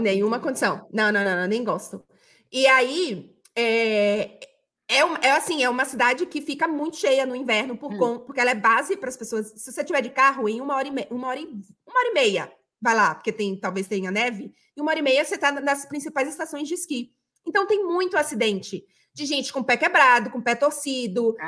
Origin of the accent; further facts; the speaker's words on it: Bahia, Brazil; moved away; also born or lived in Rio de Janeiro; eu me identifiquei cada vez mais com Bahia quando eu saí da Bahia, justamente porque eu precisava dessa conexão